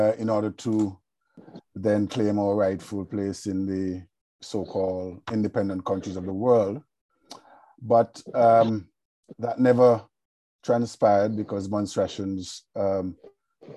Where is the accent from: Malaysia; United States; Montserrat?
Montserrat; as a Montserratian